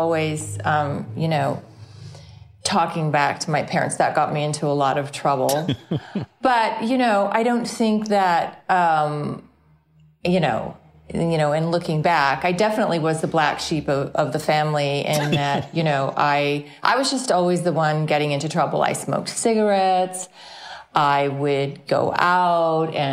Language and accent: English; Midway City, California, United States; also born or lived in Santa Ana, California; I was actually born in Santa Ana, California, Southern California, but I was raised in Midway City, also in Orange County, born and raised.